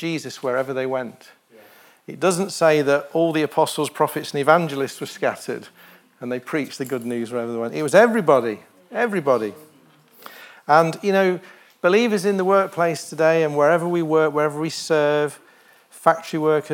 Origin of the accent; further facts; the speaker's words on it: United Kingdom; I was born in the United Kingdom